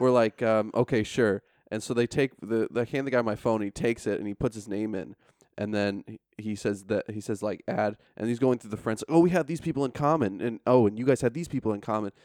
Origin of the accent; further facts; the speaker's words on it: upstate New York, United States; moved away as an adult; also born or lived in Frankfurt / Istanbul / Washington, D.C.; now in Tallinn, Estonia; I'm from upstate, so we're three hours north. So if you drove from Tallanatartu, it's about as far as N Y C north to my hometown